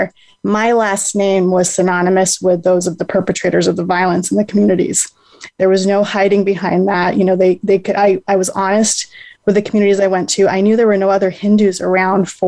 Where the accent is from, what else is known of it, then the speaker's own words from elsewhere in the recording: United States; I had been born and raised in the United States.